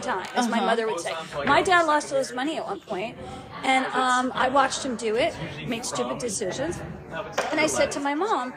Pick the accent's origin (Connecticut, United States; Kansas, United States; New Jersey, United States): New Jersey, United States; I'm from Jersey